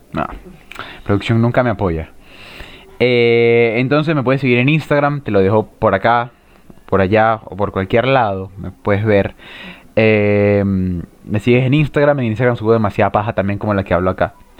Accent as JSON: {"language": "Spanish", "town": "Guanare", "region": "Portuguesa", "country": "Venezuela", "tie": "born or raised there", "moved": "yes", "lives_now": "Chile", "said": "En mi ciudad, en mi ciudad, en mi pueblo, señor pueblo, Guanare, estado portuguesa"}